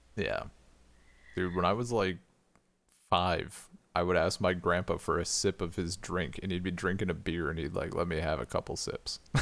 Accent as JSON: {"language": "English", "region": "Wisconsin", "country": "United States", "said": "from Wisconsin"}